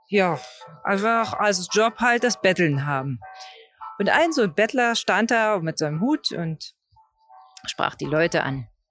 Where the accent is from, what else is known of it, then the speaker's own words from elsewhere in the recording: East Germany, Germany; die Gebäude in der D D R, die ich kannte